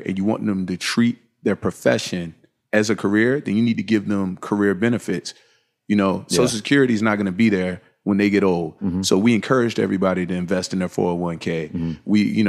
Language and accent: English; Virginia, United States; And we actually had Creative Recreation Footwear before I moved from Virginia.